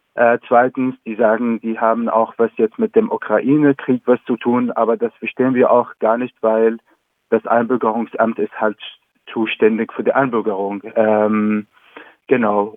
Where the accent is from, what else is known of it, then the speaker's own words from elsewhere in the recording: Idlib, Idlib Governorate, Syria; German is a second language; moved away as an adult; now in Freiburg, Germany; ich komme zum Beispiel aus Idlib